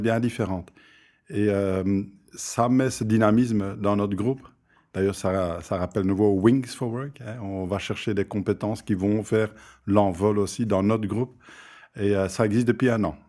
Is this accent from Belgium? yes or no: yes; Flanders, Belgium; je viens de la Flandre